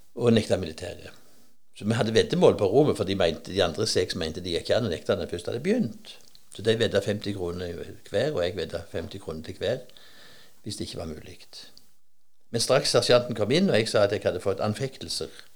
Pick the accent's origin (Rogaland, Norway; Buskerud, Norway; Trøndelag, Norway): Rogaland, Norway; Nærbø; moved away; jeg er ikke fra Høyland IH, men fra Høyland i Nærbø